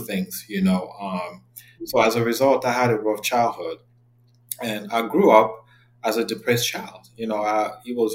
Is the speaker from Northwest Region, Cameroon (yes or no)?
no; Yaoundé, Centre, Cameroon; moved away as an adult; now in United States; I am originally from Cameroon. I was born and raised in Yaoundé. I lived in Cameroon until the age of 19, and I relocated to the U.S.